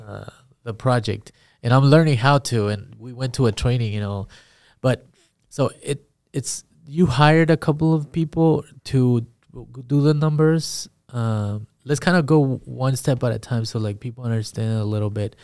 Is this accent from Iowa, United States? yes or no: yes; Perry, Iowa, United States; also born or lived in Guatemala / California; I grew up in Perry